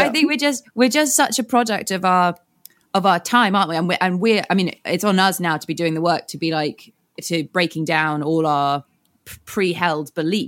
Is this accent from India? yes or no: no; United Kingdom; especially as a British